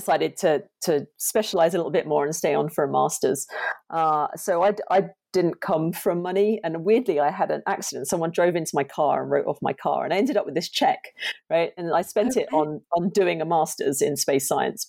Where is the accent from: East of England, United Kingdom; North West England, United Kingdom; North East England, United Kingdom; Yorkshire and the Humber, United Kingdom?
East of England, United Kingdom; Chelmsford; I grew up in just outside of Chelmsford in Essex in the UK